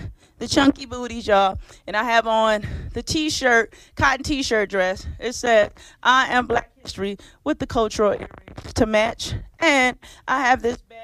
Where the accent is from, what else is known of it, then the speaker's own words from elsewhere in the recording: Michigan, United States; I'm from Michigan